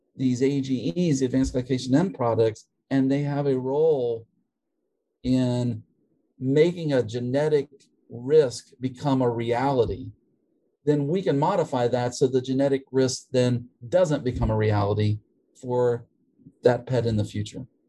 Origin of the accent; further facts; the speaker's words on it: West Virginia, United States; moved away as an adult; also born or lived in Minnesota / Tennessee / Connecticut; now in Georgia, United States; I am from West Virginia originally.